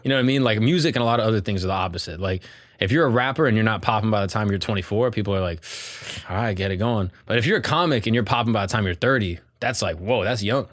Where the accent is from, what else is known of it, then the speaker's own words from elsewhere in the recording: Longwood, Florida, United States; I grew up Longwood, Lake Mary